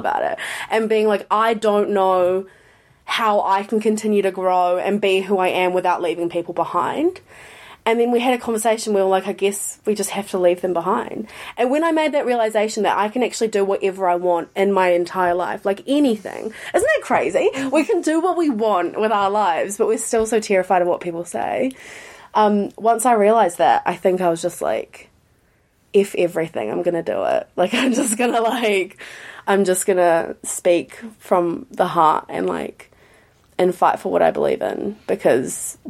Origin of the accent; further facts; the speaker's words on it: New Zealand; When you're growing up in New Zealand, which I am so grateful for, love New Zealand